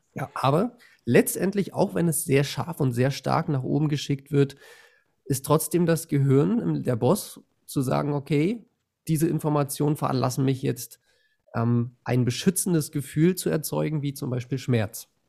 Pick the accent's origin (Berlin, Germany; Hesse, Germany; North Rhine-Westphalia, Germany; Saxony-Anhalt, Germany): Berlin, Germany; now in Bavaria, Germany; ich bin in Bayern, aber ich, ich komme aus Berlin